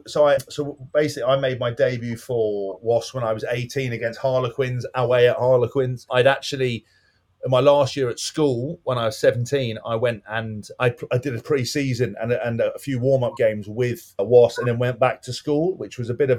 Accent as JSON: {"language": "English", "town": "Windsor", "region": "South East England", "country": "United Kingdom", "tie": "born or raised there", "moved": "as an adult", "lives_now": "Northampton, United Kingdom", "said": "I was born in Windsor. I grew up in Berkshire. And then ultimately, I ended up kind of playing and living around the world. And the last team I played for was in Northampton. That's where I am today, which is in the middle of the country."}